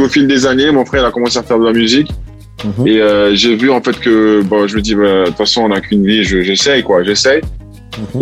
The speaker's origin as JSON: {"language": "French", "country": "Italy", "tie": "born or raised there", "also_born_or_lived": "French Guiana", "moved": "yes", "said": "j'ai grandi en Italie"}